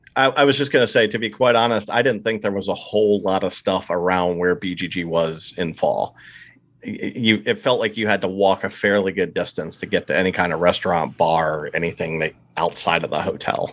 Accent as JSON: {"language": "English", "region": "eastern Pennsylvania", "country": "United States", "tie": "born or raised there", "accent": "East Coasty, Pennsylvania Dutch", "moved": "yes", "said": "I was born and raised in eastern P A, so I, it's sort of a East Coasty"}